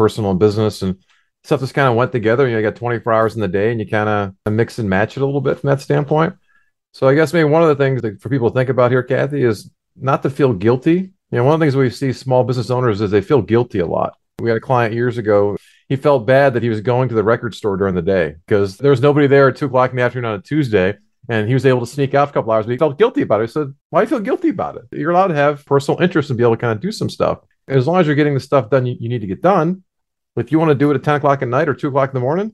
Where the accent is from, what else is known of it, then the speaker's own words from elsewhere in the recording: Cleveland, Ohio, United States; My partner Jack Mancini are both from the Cleveland, Ohio area